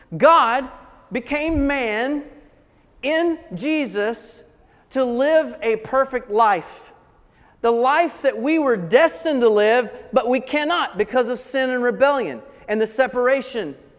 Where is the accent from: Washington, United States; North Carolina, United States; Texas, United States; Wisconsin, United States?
North Carolina, United States; Blue Ridge Mountains of; I grew up in the Blue Ridge Mountains of North Carolina, so probably the accent will give that away